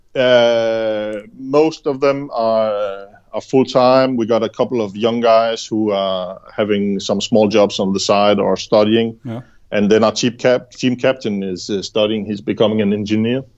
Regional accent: Denmark; I'm from Jutland

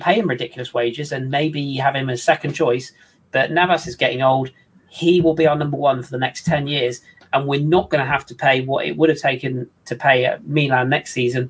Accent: Plymouth, South West England, United Kingdom; my hometown

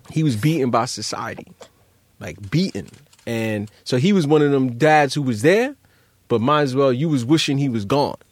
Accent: New York City, New York, United States; growing up in Brownsville

